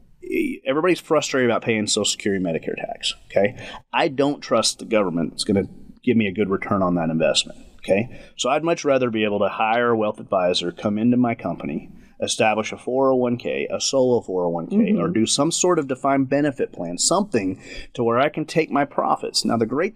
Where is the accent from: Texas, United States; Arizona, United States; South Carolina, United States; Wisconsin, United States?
Texas, United States; West; I grew up in West Texas